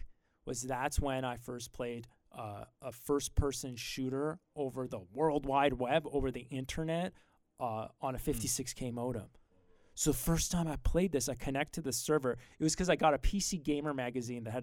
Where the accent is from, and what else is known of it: Grimsby, Ontario, Canada